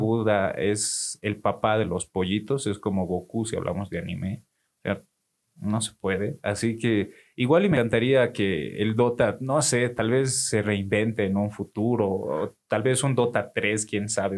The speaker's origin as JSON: {"language": "Spanish", "region": "Oruro", "country": "Bolivia", "said": "yo como buen orureño"}